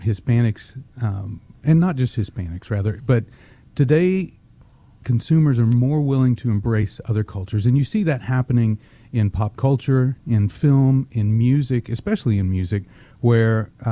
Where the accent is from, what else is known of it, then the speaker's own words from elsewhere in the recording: Texas, United States; I was born in Texas. I grew up speaking both English and Spanish